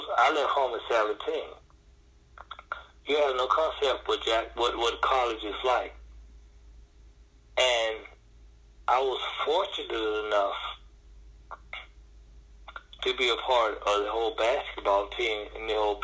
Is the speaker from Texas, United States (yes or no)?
no; Memphis, Tennessee, United States; also born or lived in Mississippi; I'm from Memphis, Tennessee